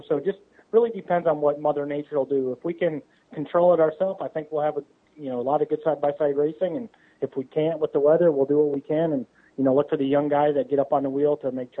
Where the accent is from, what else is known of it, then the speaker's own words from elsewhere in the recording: Wisconsin, United States; now in Missouri, United States; I grew up in Wisconsin, so when I came to Missouri